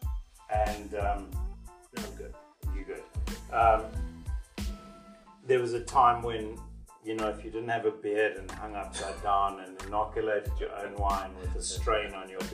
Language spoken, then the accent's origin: English; South Africa; as a South African, I had to work with Pinotage